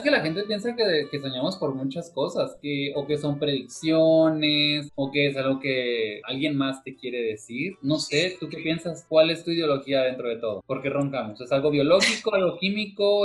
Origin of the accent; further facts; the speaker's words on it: Cuauhtémoc, Mexico; also born or lived in China; yo soy de Cuauhtémoc